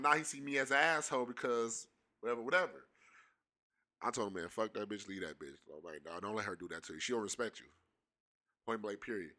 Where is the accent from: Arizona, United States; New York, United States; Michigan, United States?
Michigan, United States; Pontiac; We both from the city, we from, we're both from Pontiac.